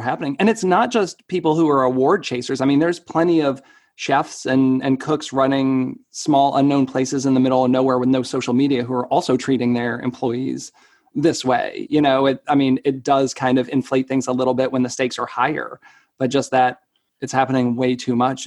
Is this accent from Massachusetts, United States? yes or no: yes; Marlborough, Massachusetts, United States; I'm from Marlborough, which is, you know, like an hour